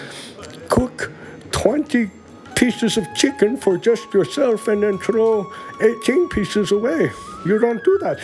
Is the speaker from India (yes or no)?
yes; India; moved away; I'm from India with millions and millions